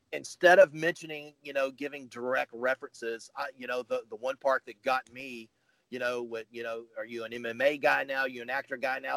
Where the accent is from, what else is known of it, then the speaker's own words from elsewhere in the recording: the South, United States; I grew up here in the South